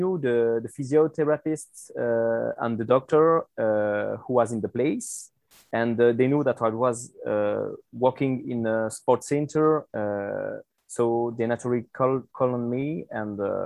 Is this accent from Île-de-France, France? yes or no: no; Saint-Étienne, Auvergne-Rhône-Alpes, France; English is a second language; now in Guadeloupe; I was born in France, in Saint-Étienne